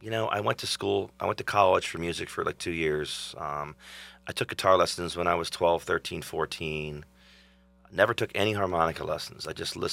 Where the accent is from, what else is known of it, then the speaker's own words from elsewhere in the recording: Philadelphia, Pennsylvania, United States; I'm from Philadelphia, so we listened to a lot of that old blue-eyed soul R&B stuff that came from that area